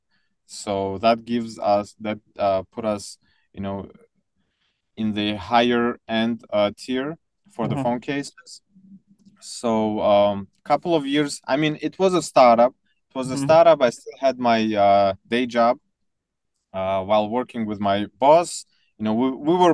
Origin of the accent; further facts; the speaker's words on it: Tajikistan; moved away; So I was born in Soviet Union, but 2 years later, the country collapsed into 15 different countries. So the one that I lived in was called Tajikistan